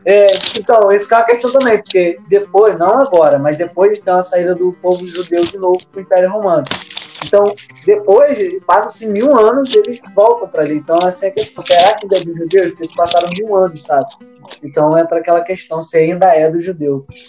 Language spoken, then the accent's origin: Portuguese; Brazil; a gente, como brasileiro